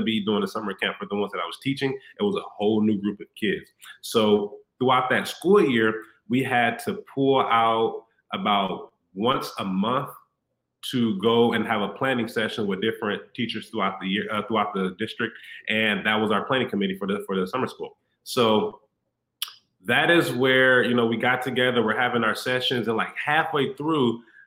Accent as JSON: {"language": "English", "region": "Illinois", "country": "United States", "tie": "born or raised there", "also_born_or_lived": "Houston", "moved": "as an adult", "said": "I'm back in my hometown. So I'm back in Illinois, where I'm from"}